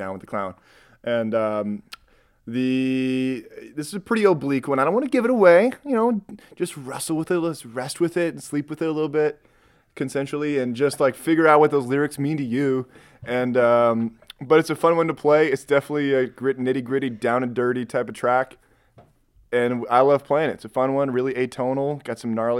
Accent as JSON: {"language": "English", "town": "Rockford", "region": "Illinois", "country": "United States", "tie": "born or raised there", "lives_now": "Chicago, United States", "said": "But I'm from Rockford. I was raised, if you're familiar with the Chuck E. Cheese on State and Fairview"}